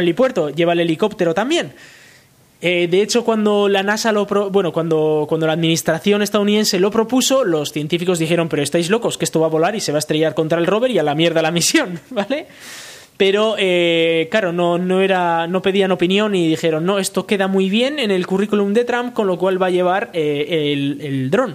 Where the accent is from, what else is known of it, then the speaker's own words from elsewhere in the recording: Galdakao, Basque Country, Spain; Galdacao como el pueblo donde yo nací